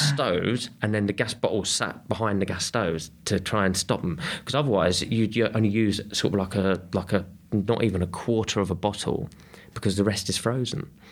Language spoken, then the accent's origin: English; Kent, South East England, United Kingdom; I grew up in Kent